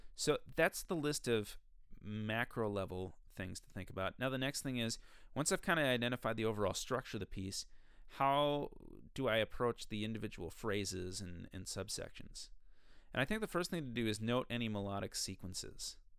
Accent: Minnesota, United States; I'm from Minnesota

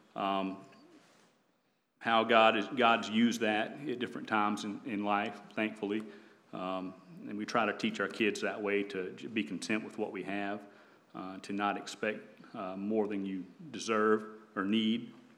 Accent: the South, United States; also born or lived in North Carolina; growing up in the South

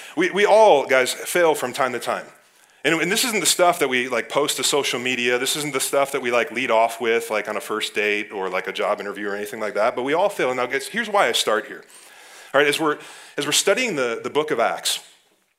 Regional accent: Ohio, United States; now in Wisconsin, United States; I grew up in Ohio

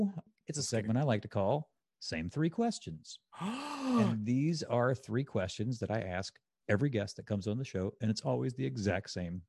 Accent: Mississippi, United States; I grew up in the Mississippi Gulf Coast, and po' boys were the sandwich.

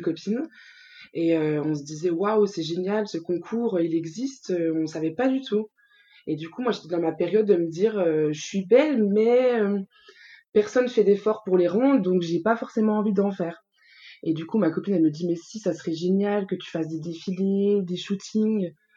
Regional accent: Bourgogne-Franche-Comté, France; moved away as an adult; now in Île-de-France, France; J'habite en Ile-de-France depuis 6 ans. Je suis originaire de la Franche-Comté.

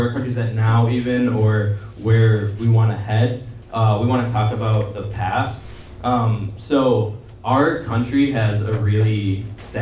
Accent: United States; I'm Indian American

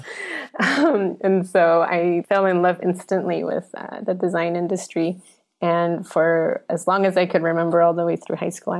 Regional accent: Florida, United States; English is a second language; also born or lived in Colombia; because when I was very little, I moved to Florida from Colombia. And at the time, I didn't speak a word of English.

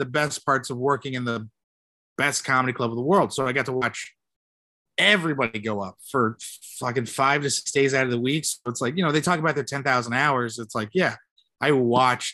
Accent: San Jose, California, United States; I'm a kid from Eastside San Jose

